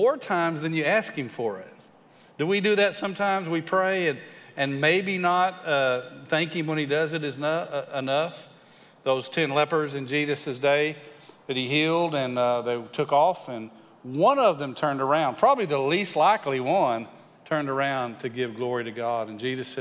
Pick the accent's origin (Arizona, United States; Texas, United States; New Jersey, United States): Texas, United States; West; I grew up in West Texas